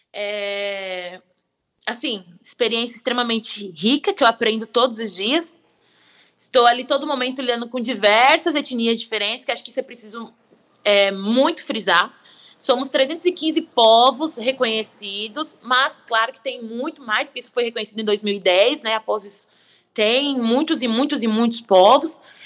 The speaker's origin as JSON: {"language": "Portuguese", "region": "São Paulo", "country": "Brazil", "tie": "born or raised there", "said": "eu nasci em São Paulo"}